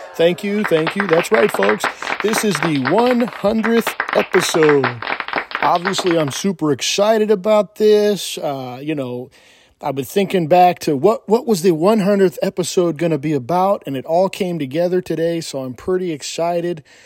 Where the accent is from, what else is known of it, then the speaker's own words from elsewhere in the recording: California, United States; moved away; I was from California.